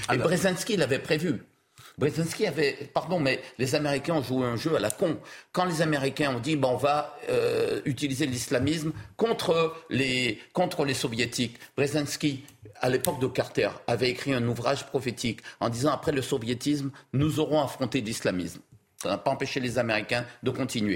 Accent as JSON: {"language": "French", "country": "Guadeloupe", "said": "je suis d'origine libanaise, je suis guadeloupéen à 100%"}